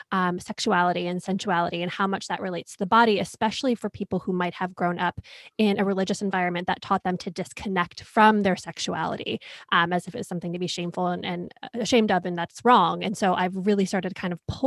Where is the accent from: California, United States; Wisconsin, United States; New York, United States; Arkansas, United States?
New York, United States; Rochester; I grew up in Rochester, New York